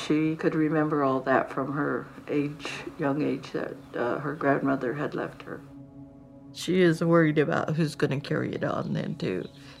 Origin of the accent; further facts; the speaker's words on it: Woodlake, California, United States; first language English; I'm from Woodlake, California. When I was growing up, I spoke English.